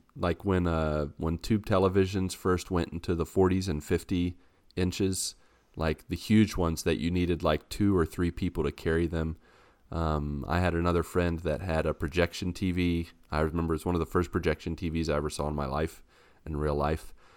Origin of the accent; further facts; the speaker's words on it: West Virginia, United States; I'm from West Virginia